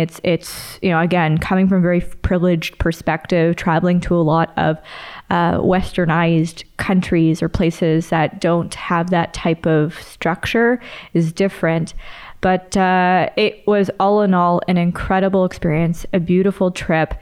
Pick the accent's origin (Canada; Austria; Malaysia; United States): Canada; born and raised in Canada